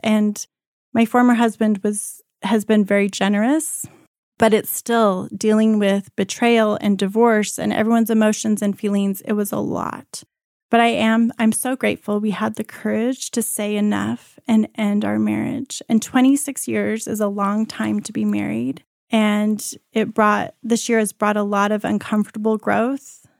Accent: Colorado, United States; also born or lived in Cuba / Hong Kong; I was born in Cuba. I lived most of my life in Colorado in my younger years, and this is where I went to high school.

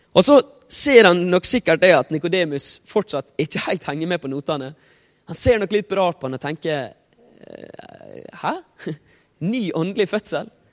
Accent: Ålesund, Møre og Romsdal, Norway; jeg er fra Ålesund.

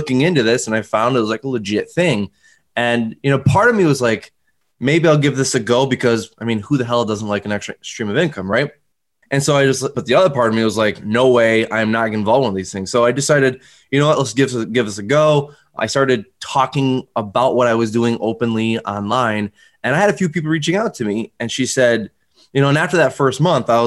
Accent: Northern New York, United States; now in Albany area, United States; I'm originally from Northern New York, you know, like not like Albany, but like North, very North

